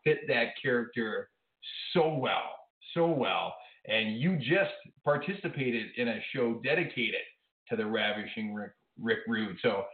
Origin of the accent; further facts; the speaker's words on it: Minnesota, United States; I'm from Minnesota, way up north